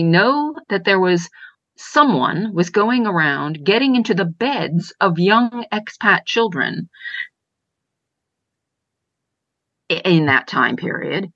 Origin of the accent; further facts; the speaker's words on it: United States; also born or lived in rural Ireland; now in Ireland; I'm an American citizen sitting in rural Ireland